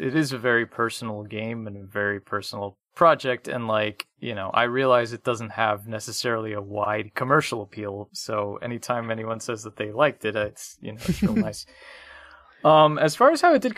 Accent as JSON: {"language": "English", "town": "Miami", "region": "Florida", "country": "United States", "tie": "born or raised there", "said": "I grew up in Miami"}